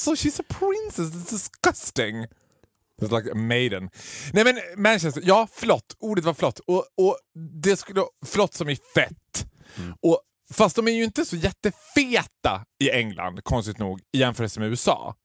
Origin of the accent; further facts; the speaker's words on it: Sweden; vi var från Sverige